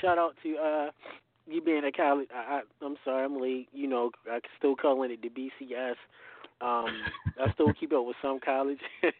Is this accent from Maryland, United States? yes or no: yes; Baltimore, Maryland, United States; I'm from Baltimore. I'm Terps.